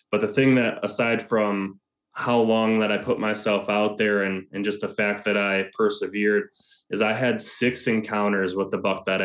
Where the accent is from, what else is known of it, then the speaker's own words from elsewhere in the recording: Ohio, United States; the biggest of the three, which was here in my home state of Ohio.